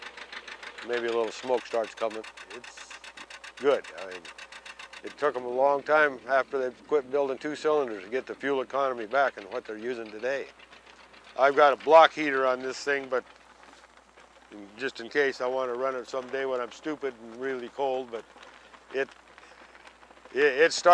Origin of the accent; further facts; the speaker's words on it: northwest Washington, United States; now in Anchorage, United States; I was raised on a little dairy farm in northwest Washington.